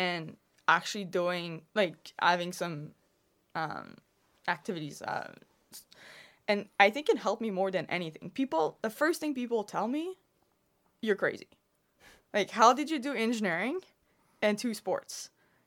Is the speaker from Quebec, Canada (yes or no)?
yes; Quebec, Canada; I'm actually from Quebec